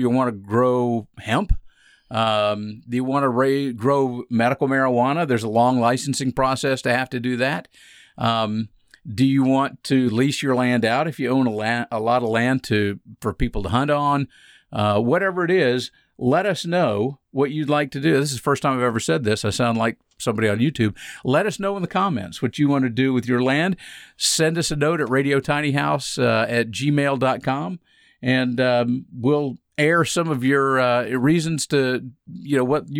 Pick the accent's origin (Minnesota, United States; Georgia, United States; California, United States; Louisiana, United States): Georgia, United States; Atlanta; I grew up in Atlanta. I mean, I was in Atlanta.